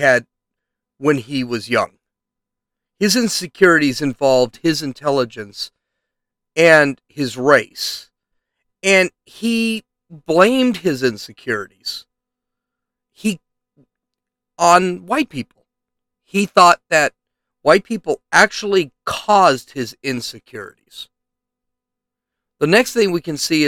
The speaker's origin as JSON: {"language": "English", "country": "United States", "tie": "born or raised there", "said": "I consider myself American. I was born in America"}